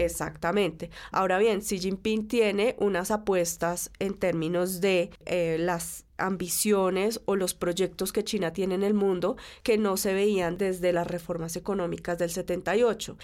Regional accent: Colombia

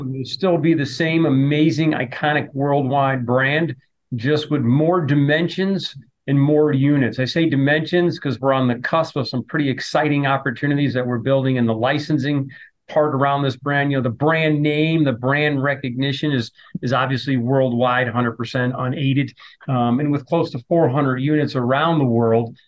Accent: New Jersey, United States; moved away; my parents owned an Italian deli growing up in New Jersey

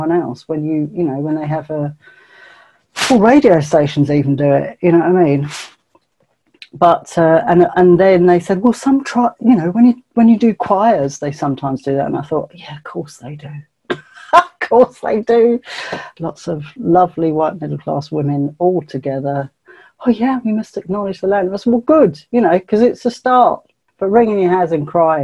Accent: England, United Kingdom; I'm English, mate. I'm English

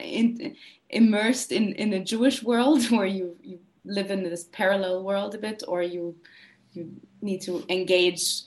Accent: Vienna, Austria; I grew up in Vienna

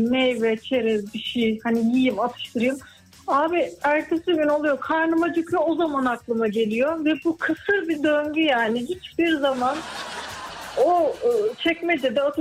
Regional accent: Muğla, Turkey; Muğla. Muğla'dansınız Merkez, siz. Merkez, evet.

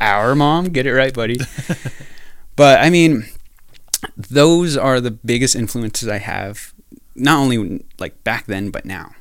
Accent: New Mexico, United States; moved away as an adult; now in North Dakota, United States; I grew up in New Mexico, uh, part of the, part of the Navajo Nation, the Diné people.

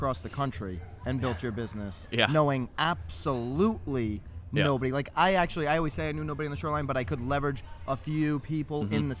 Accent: Connecticut, United States; We never knew each other in Connecticut, and we literally grew up in the same county.

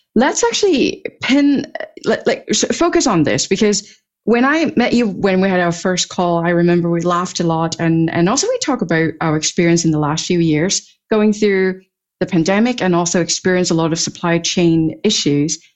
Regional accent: Hong Kong; moved away; also born or lived in Europe; I grew up in Hong Kong and spent many years in Europe

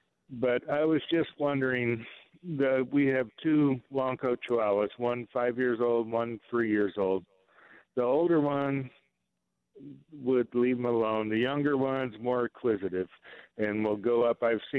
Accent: Illinois, United States; now in Tennessee, United States; Okay, we moved to Tennessee from Illinois about 2 years ago, and we have copperhead snakes down here.

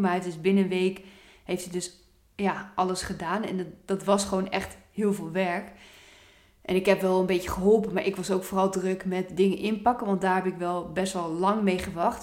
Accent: Apeldoorn, Gelderland, Netherlands; Ik kom ook oorspronkelijk uit Apeldoorn.

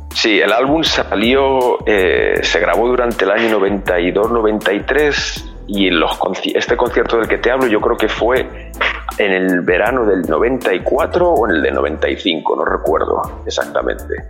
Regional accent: Alcorcón, Community of Madrid, Spain; Yo soy de Madrid, de una zona del sur de Madrid, un barrio del sur de Madrid que se llama Alcorcón

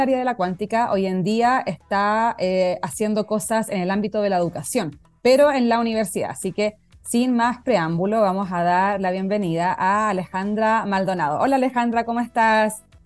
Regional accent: Concepción, Biobío, Chile; ahí amor eterno a la UDEC para los que somos de allá

